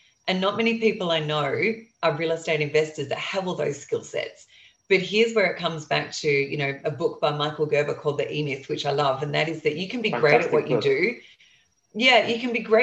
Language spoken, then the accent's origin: English; Australia; I'm an Aussie investing in the US